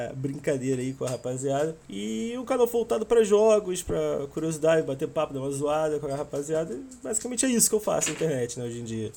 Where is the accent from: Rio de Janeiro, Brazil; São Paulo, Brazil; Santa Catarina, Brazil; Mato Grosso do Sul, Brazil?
Rio de Janeiro, Brazil; accent: carioca; eu sou carioca, como podem perceber pelo sotaque